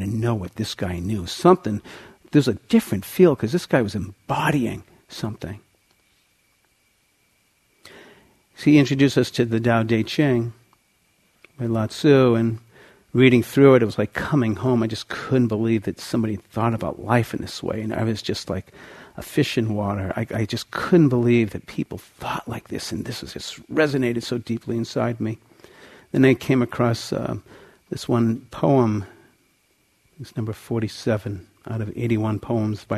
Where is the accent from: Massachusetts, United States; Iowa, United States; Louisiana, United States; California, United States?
Massachusetts, United States; outside of Boston; I grew up outside of Boston in a Jewish home